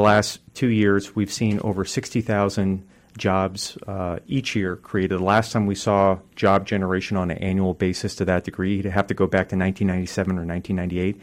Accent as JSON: {"language": "English", "town": "Poulsbo", "region": "Washington", "country": "United States", "tie": "born or raised there", "said": "I grew up in Kitsap County, in the metropolis of Paulsboro as a kid"}